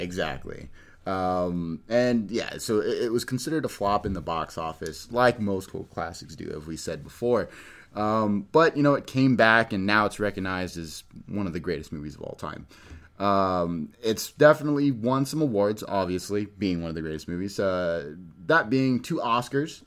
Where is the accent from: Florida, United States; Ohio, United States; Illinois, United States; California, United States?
California, United States; I'm from California